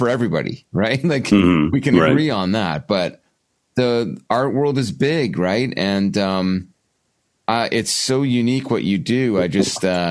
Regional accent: Canada; I'm Canadian

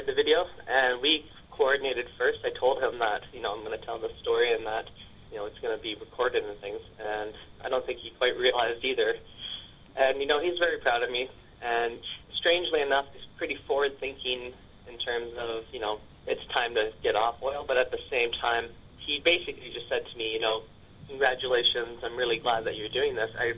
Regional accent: Prince Rupert, British Columbia, Canada; also born or lived in Vanderhoof; I was raised in Prince Rupert with my mom and my stepdad

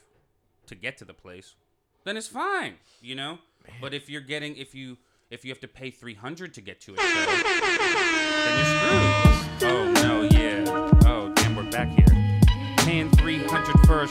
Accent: New York, United States; moved away; I'm originally from New York.

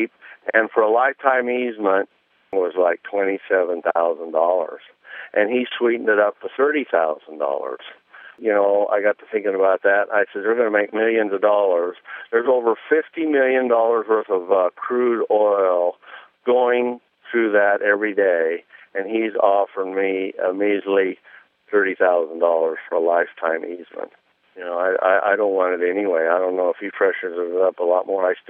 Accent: Nebraska, United States; I'm a farmer from Nebraska

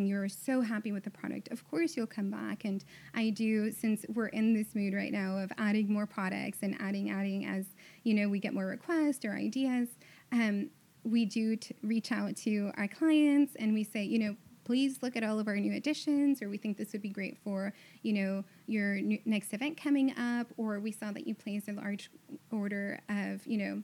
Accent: Houston, Texas, United States; I was born and raised in Houston, so I'm super Southern in that way

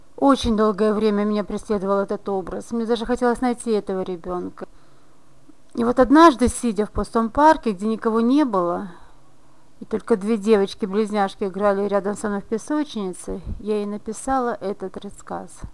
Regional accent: Briceni, Briceni District, Moldova; школьницей в районной газете города Брещаны, откуда я родом

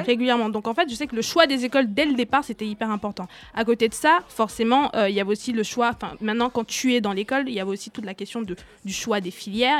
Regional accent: Douala, Littoral, Cameroon; now in France; j'ai grandi au Cameroun, à Douala

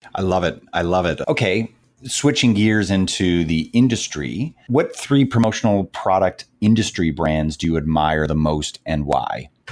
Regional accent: Canada; being from uh, Canada and a very and a very proud Canadian

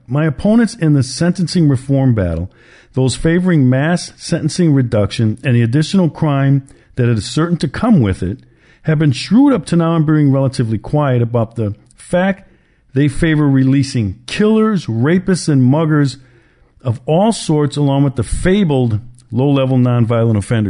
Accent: Milwaukee, Wisconsin, United States; Milwaukee, Wisconsin, my hometown

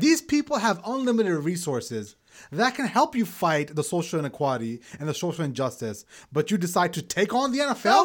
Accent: New York City, New York, United States; moved away; a Pakistani-American living in Brooklyn after nine eleven, so much so that we had to move from Brooklyn

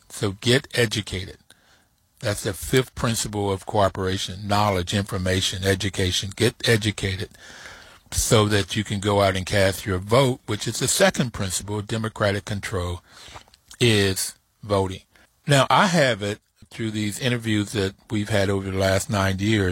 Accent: West Virginia, United States; moved away; I am originally from West Virginia

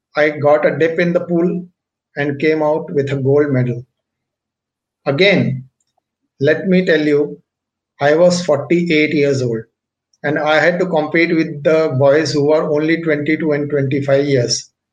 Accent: Mumbai, Maharashtra, India; also born or lived in Delhi; I was born in Delhi, but at the age of 5, my parents migrated to Mumbai and I had to come to Mumbai with them

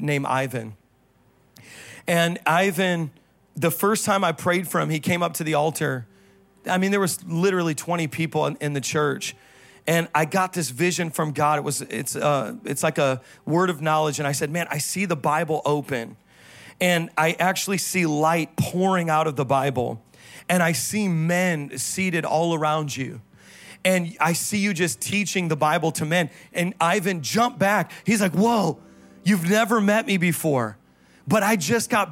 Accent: Midwest, United States; moved away; I was from the Midwest where there's lakes that don't have big waves

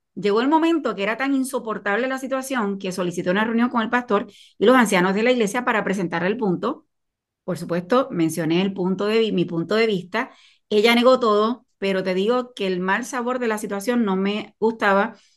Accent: Puerto Rico; soy de Puerto Rico

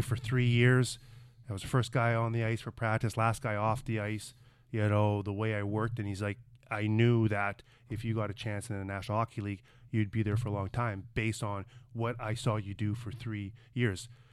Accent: Brandon, Manitoba, Canada; growing up in Brandon, Manitoba, where, eh, my whole life was just outdoors playing hockey

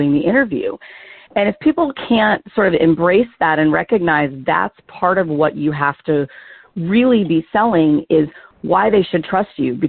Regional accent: the South, United States; I'm originally from the South

